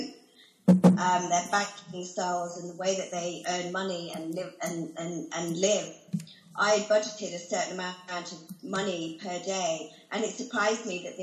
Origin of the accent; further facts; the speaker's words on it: United Kingdom; I call myself British because that's where I grew up